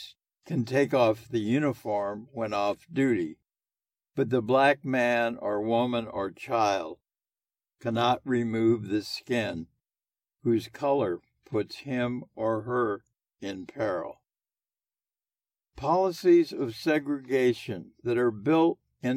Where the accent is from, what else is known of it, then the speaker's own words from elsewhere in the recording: Indianapolis, Indiana, United States; moved away as an adult; also born or lived in New York / Boston / Los Angeles / Miami; I was growing up in Indianapolis from 1932 to 1950.